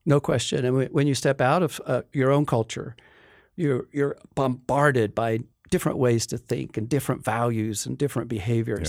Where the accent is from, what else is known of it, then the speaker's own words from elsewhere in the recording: Appalachia, West Virginia, United States; moved away; I grew up in Appalachia, in West Virginia